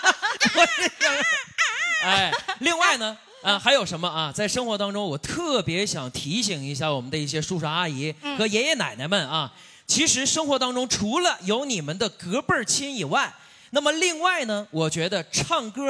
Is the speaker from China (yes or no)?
yes; Harbin, Heilongjiang, China; 因为呢，我呢和于霞老师呢都是土生土长的哈尔滨人，